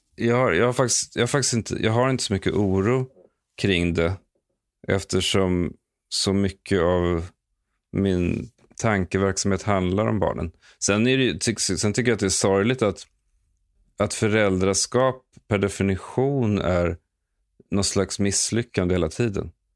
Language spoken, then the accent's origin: Swedish; Stockholm, Stockholm County, Sweden; moved away as an adult; now in Los Angeles, United States; jag älskade verkligen att växa upp i Akalla. Eh, jag bodde där i de första 16 åren av mitt liv